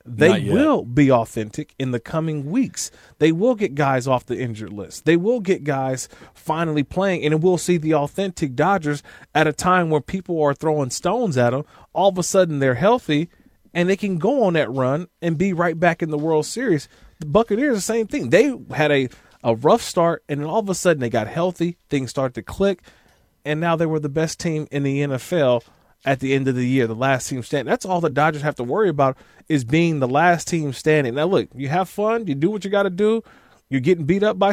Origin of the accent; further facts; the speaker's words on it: East Bay, San Francisco Bay Area, California, United States; I grew up in the Bay Area